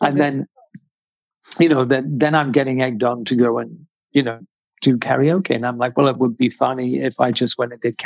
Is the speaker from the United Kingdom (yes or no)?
yes; United Kingdom; I'm British